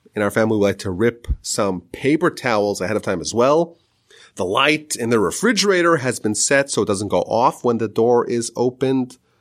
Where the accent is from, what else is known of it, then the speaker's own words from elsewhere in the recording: Northeast, United States; I grew up in the Northeast